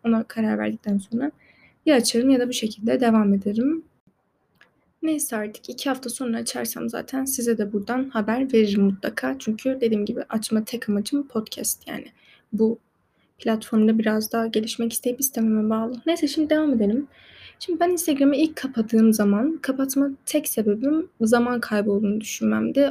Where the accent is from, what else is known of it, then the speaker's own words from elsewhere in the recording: Turkey; yabancı da değilim yani Türk'üm